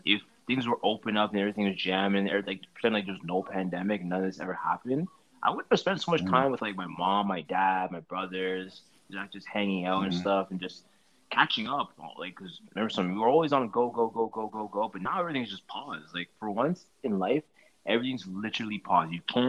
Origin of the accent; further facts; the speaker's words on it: St. Kitts & Nevis; also born or lived in Trinidad and Tobago; And since I'm from St. Kitts and Trinidad, I did both.